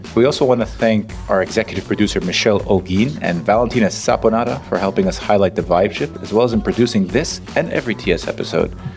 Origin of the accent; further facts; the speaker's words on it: United States; As an American born in the U S